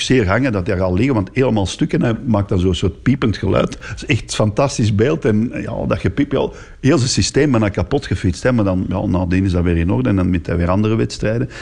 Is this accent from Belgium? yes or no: yes; Antwerp, Flanders, Belgium; Ik ben hier van Antwerpen